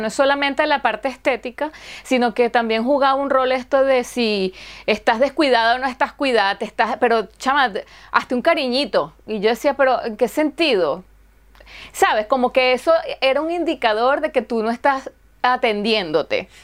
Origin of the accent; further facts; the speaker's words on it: Caracas, Capital District, Venezuela; now in Helsinki, Finland; yo vengo de Caracas